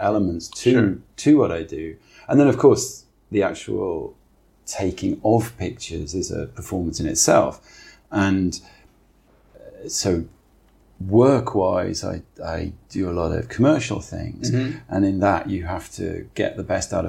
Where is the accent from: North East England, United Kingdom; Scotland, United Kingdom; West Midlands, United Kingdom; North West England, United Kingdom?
North East England, United Kingdom; Newcastle upon Tyne; moved away as an adult; also born or lived in Maidstone; now in Hong Kong; I grew up in Newcastle.